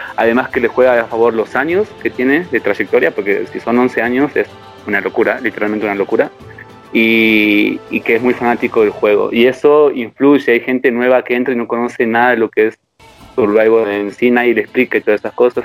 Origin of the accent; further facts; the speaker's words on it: Argentina; somos tan pocos los argentinos que estamos